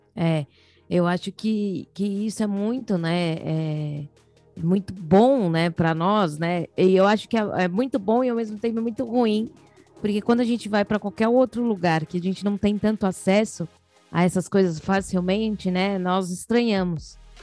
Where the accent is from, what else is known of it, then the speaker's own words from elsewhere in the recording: São Paulo, Brazil; Nós somos de São Paulo, capital